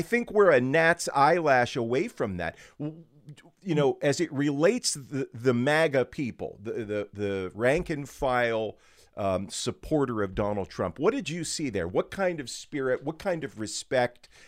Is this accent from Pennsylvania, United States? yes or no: yes; Western Pennsylvania, United States; born and raised in Western PA